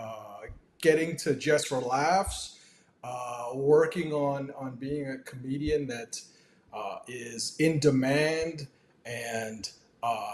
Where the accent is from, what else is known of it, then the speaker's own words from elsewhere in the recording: Toronto, Ontario, Canada; I was born and raised in Toronto. I actually lived in a suburb just northeast of Toronto, about 45 minutes away